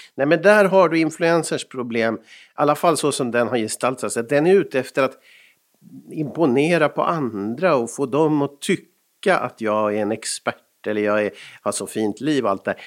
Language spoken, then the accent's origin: Swedish; Stockholm, Stockholm County, Sweden; moved away; also born or lived in Finland; Jag är ju född på Sabbatsbergs sjukhus i Stockholm